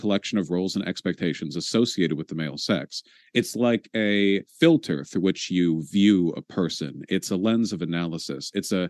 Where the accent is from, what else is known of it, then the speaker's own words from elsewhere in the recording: United States; I'm an American in a purely national sense. I was born here.